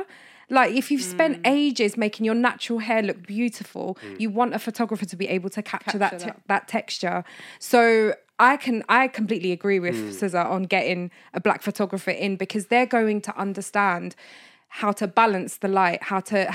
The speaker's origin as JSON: {"language": "English", "region": "London", "country": "United Kingdom", "said": "if someone asked me, where are you from? I'd be like, London"}